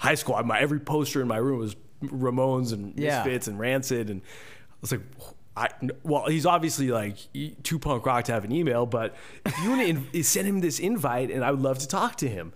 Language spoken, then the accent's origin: English; Phoenix, Arizona, United States; I'm from Phoenix, Arizona